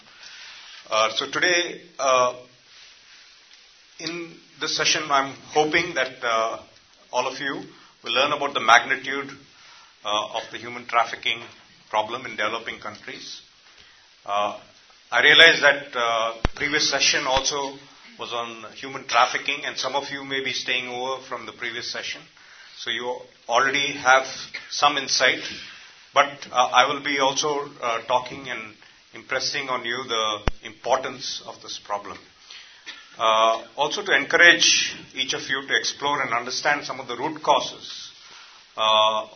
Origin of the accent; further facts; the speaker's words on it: India; I come from India